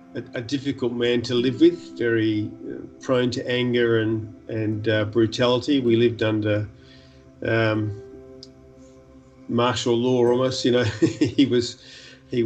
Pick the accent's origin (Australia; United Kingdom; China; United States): Australia; Perth, Western Australia; born or raised there; also born or lived in New Zealand